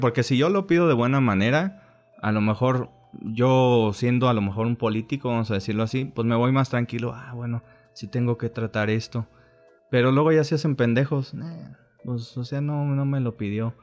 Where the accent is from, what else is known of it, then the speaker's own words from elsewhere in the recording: Mexico; todos somos aquí mexicanos